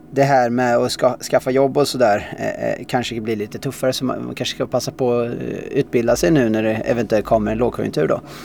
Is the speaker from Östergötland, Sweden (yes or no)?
yes; Tallboda, Östergötland, Sweden; also born or lived in Australia; sen så växte jag upp där